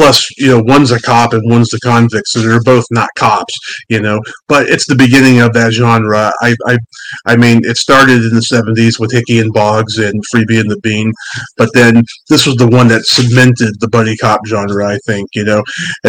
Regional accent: San Francisco, California, United States; I'm from San Francisco

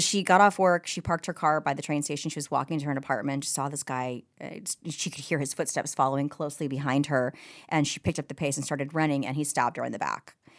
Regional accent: New York, United States; now in Simi Valley, United States; I'm a New Yorker

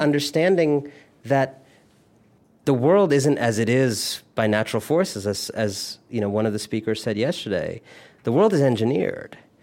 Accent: Cleveland, Ohio, United States; moved away as an adult; also born or lived in India; now in Brooklyn, United States; born in Cleveland, but originally from India. My family is Indian

